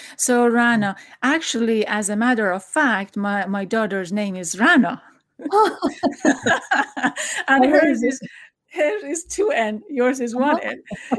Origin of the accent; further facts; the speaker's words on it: Iran; now in United States; back in Iran, I felt closer.